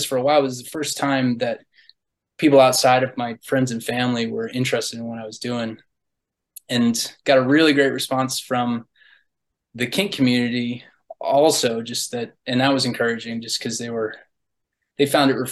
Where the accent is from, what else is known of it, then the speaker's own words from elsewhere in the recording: Galveston, Texas, United States; now in New York, United States; I originally am from the Gulf Coast in Texas, around Galveston area